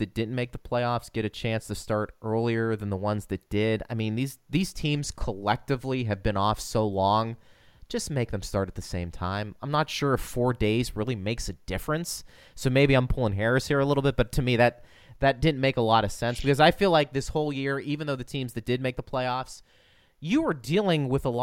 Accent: Pittsburgh, Pennsylvania, United States; moved away; I'm from Pittsburgh

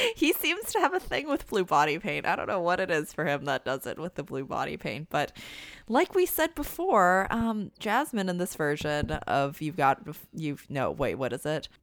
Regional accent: Canada; as a Canadian myself

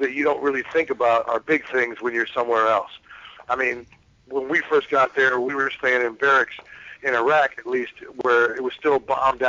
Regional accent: Cleveland, Ohio, United States; moved away; I'm from Cleveland originally, so I'm a Browns fan

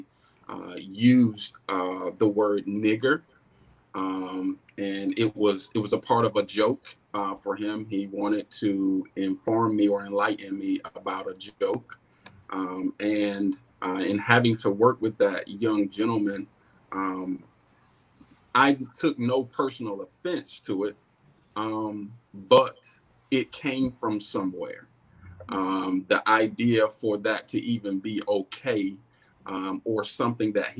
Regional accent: Goldsboro, North Carolina, United States; I'm born and raised right here in Goldsboro.

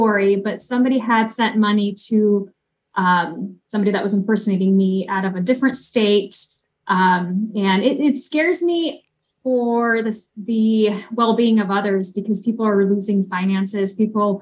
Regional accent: Oregon, United States; born or raised there; also born or lived in Ukraine

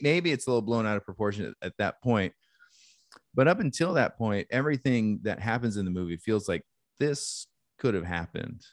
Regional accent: Alaska, United States; I grew up in Alaska

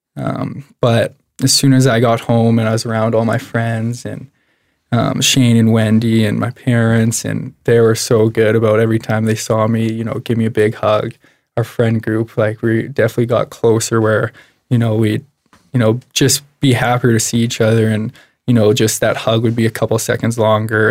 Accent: Medicine Hat, Alberta, Canada; I was born and raised in Medicine Hat.

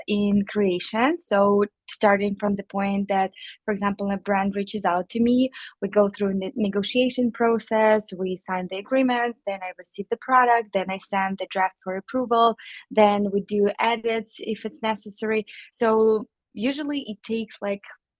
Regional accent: Ukraine; moved away as an adult; also born or lived in Chicago, United States; now in United States; I'm an immigrant from Ukraine

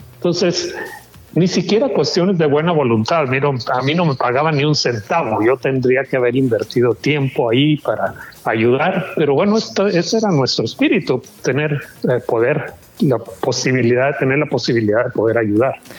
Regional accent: Mexico; moved away; yo soy mexicano que vive en el extranjero

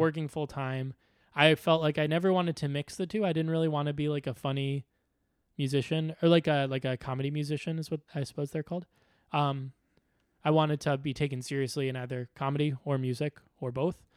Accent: Chicago, Illinois, United States; now in New York, United States; when I moved to New York, I'm from Chicago

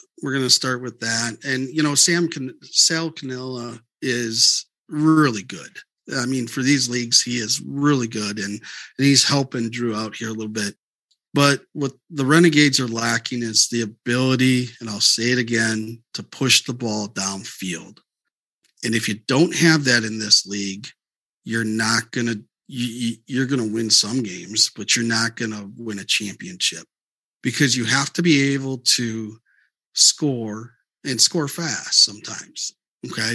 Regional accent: Wisconsin, United States; I'm from Wisconsin

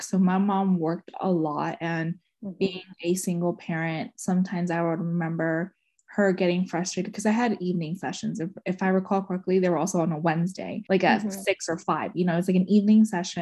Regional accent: United States; I was born and raised in Montgomery County.

